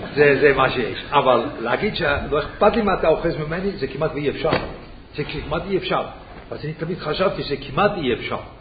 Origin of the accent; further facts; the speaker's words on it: Switzerland; Hebrew is a second language; אני שוויצרי